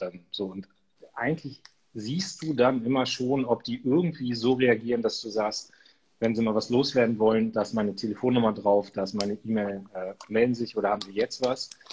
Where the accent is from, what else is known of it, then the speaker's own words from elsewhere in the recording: Munster, Lower Saxony, Germany; meine Heimatstadt Munster kenne ich gut